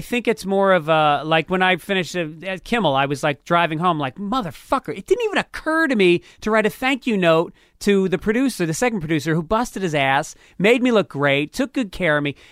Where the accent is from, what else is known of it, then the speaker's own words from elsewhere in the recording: New York, United States; moved away; as a New Yorker